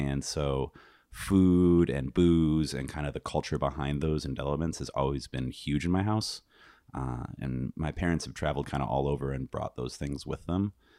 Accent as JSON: {"language": "English", "region": "Michigan", "country": "United States", "said": "I'm from Northern Michigan. Well, West Michigan."}